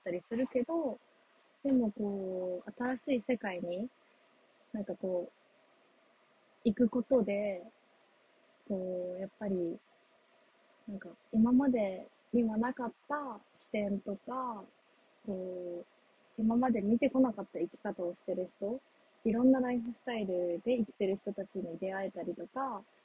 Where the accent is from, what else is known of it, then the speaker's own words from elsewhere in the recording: Japan; moved away; also born or lived in United States; 日本に帰ってくる